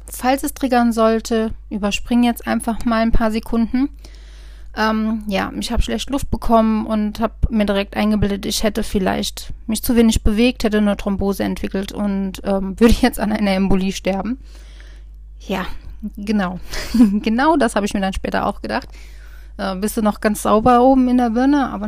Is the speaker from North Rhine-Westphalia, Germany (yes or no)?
no; Rhineland-Palatinate, Germany; hier im Westerwald, ich komme ja aus dem Westerwald, kannte mich jeder Arzt im Prinzip.